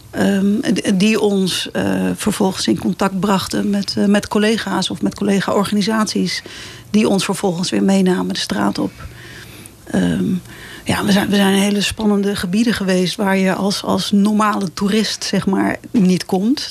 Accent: Het Gooi, North Holland, Netherlands; moved away; also born or lived in Amsterdam; mijn eigen oude dorp, het dorp waar ik ben opgegroeid, gedeeltelijk dan. Ik was ook al mhm. vroeg weg

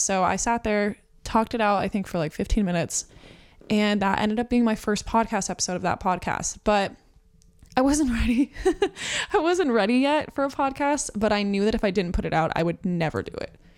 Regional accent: New Mexico, United States; now in Phoenix, United States; I live in Phoenix, Arizona. I was born in New Mexico

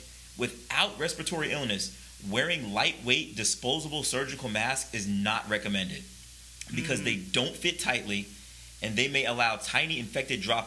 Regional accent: New York, United States; I grew up in New York, actually.

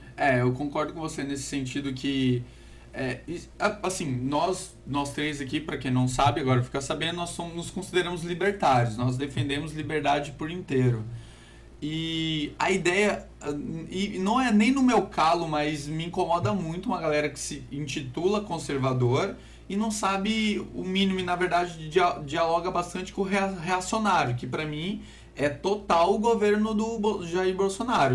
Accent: Porto Velho, Rondônia, Brazil; Somos de Porto Velho, Rondônia

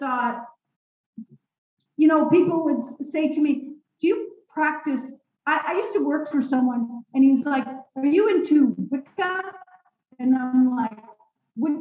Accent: Israel; moved away; I was born in Israel

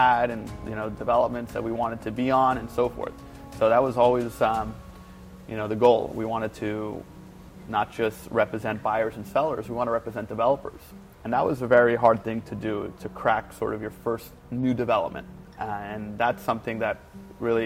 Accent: New York, United States; I'm from New York

